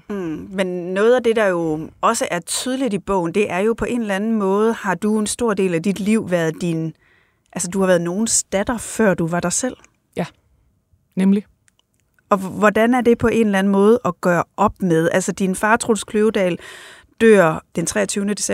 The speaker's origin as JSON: {"language": "Danish", "area": "Thy", "region": "North Denmark Region", "country": "Denmark", "tie": "born or raised there", "said": "Ja, jeg er vokset op i Thy øh, primært alene med min mor"}